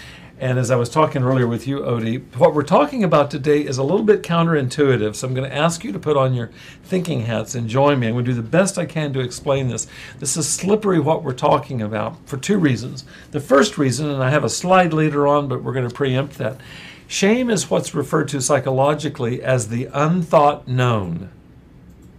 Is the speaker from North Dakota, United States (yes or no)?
no; Central California, United States; I grew up in Central California where we had possums